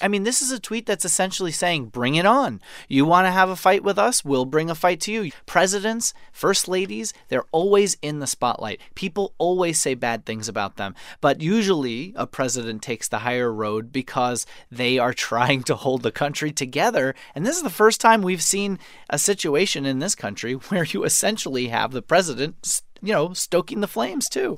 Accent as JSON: {"language": "English", "region": "New York", "country": "United States", "tie": "born or raised there", "moved": "as an adult", "lives_now": "Maryland, United States"}